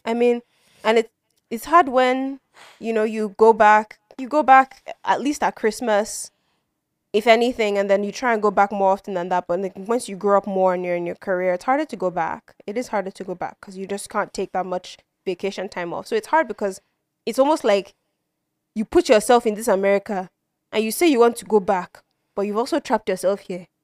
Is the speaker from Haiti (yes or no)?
no; Nigeria; now in United States; we're growing up outside of Nigeria